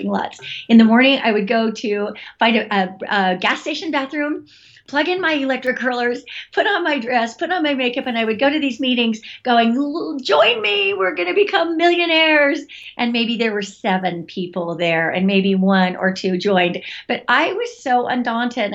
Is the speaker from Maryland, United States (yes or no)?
no; Utah, United States; I grew up in Utah